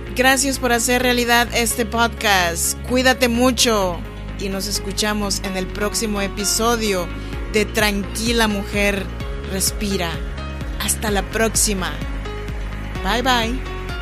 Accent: Chinantla region, Oaxaca, Mexico; moved away as an adult; now in Sacramento, United States; soy nacida en Oaxaca, México en la región chinanteca. Y estoy grabando este podcast desde Sacramento, California, en donde vivo desde hace ya 14 años.

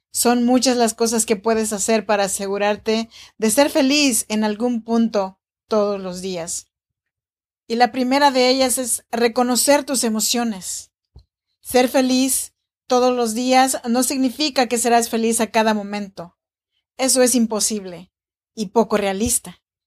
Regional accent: Oaxaca, Mexico; now in Sacramento, United States; Soy nacida en Oaxaca, México, en la región chinanteca. Y te saludo cordialmente desde Sacramento, California

